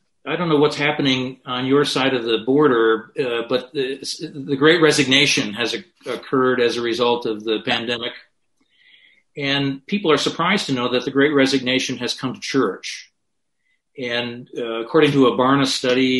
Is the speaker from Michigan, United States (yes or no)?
yes; Grand Rapids, Michigan, United States; which is in my hometown